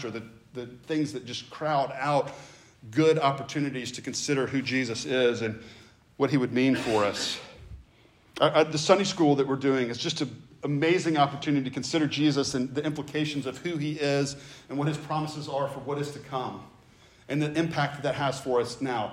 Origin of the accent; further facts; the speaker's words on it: the South, United States; I grew up in the South